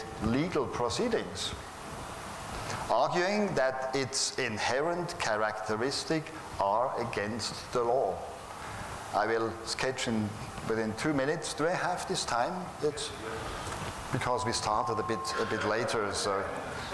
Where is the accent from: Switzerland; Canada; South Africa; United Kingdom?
Switzerland; I'm from Switzerland.